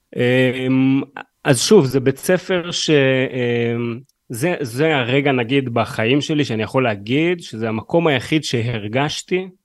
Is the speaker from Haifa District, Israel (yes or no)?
yes; Haifa, Haifa District, Israel; אני גם בא מהמשפחה הכי קשוחה בשפרינצק